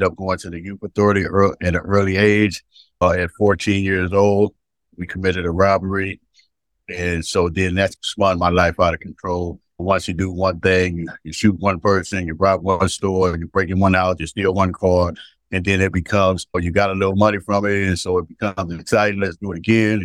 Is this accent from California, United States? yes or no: yes; San Francisco, California, United States; also born or lived in St. Louis, Missouri / Albany, California; from the city of San Francisco, grew up in the Western Addition